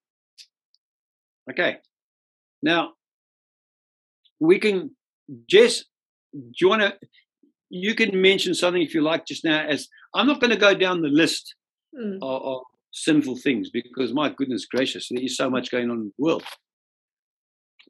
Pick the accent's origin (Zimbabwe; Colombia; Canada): Zimbabwe; also born or lived in Scotland; I'm actually a Rhodesian.